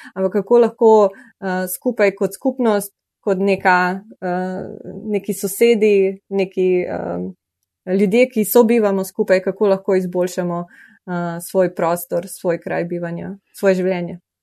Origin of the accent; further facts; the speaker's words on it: Slovenia; Slovenci smo pa še posebej ponosni in navdušeni